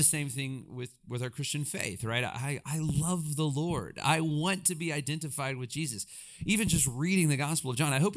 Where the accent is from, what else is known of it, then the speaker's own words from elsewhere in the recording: Alabama, United States; I grew up in Alabama, and again, I had a great, wonderful childhood